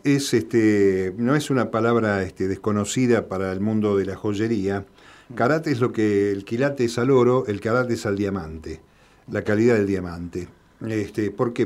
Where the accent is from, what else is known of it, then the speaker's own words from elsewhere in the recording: Argentina; also born or lived in La Plata / Mendoza / Quilmes; todos los argentinos